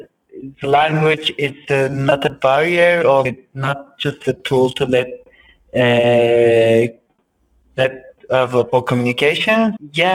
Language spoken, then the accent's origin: English; Kobani, Aleppo Governorate, Syria; moved away as an adult; now in Turkey; I'm originally from Kobani. Kobani is like a border city on the Syrian and Turkish border